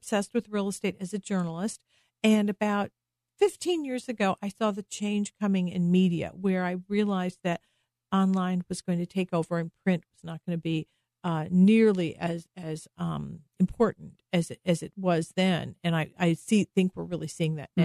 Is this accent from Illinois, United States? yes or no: yes; Chicago, Illinois, United States; moved away as an adult; also born or lived in Massachusetts / New Hampshire; now in Dallas, United States; So I'm from Illinois originally, the Chicago area.